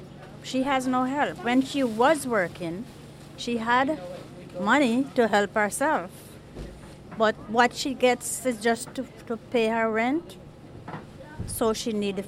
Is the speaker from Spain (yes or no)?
no; Jamaica; now in United States; I am from Jamaica.